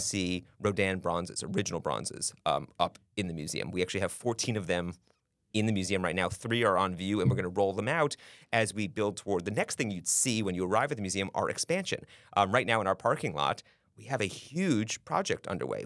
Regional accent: New York City, New York, United States; moved away as an adult; also born or lived in New Hampshire; now in Polk County, Florida, United States; I'm from Manhattan Island, so born and raised

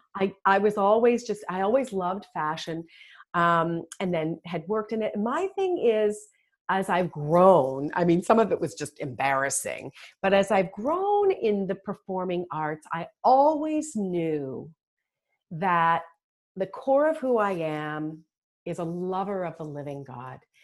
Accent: Toronto, Ontario, Canada; moved away as an adult; now in United States; I'm from Toronto originally. I've been in the US for 20 years

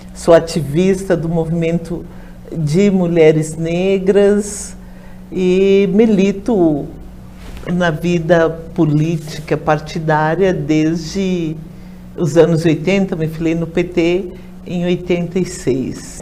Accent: Rio Grande do Sul, Brazil; Lá no meu estado, no Rio Grande do Sul

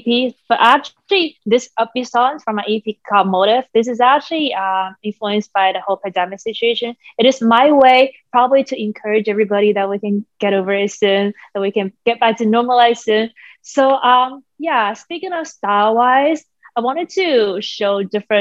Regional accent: Shanghai, China; moved away as an adult; now in Toronto, Canada; I'm actually originally from China, Shanghai, and now I live in Toronto

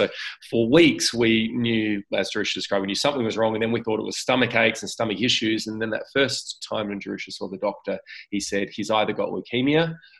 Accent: Adelaide, South Australia, Australia; moved away as an adult; also born or lived in Sydney; I was from Adelaide, Jerusha was from Sydney, and when we got married, we lived in Sydney for about 10 and a half years. So we moved back to Adelaide in 2015.

